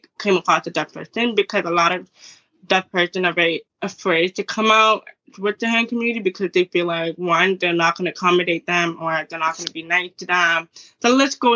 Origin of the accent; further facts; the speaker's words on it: Toronto, Ontario, Canada; I'm from Toronto.